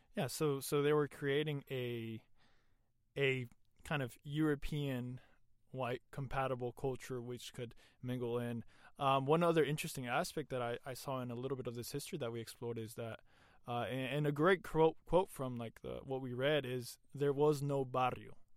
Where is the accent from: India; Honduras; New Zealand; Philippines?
Honduras; moved away; in Honduras in the years that I lived over there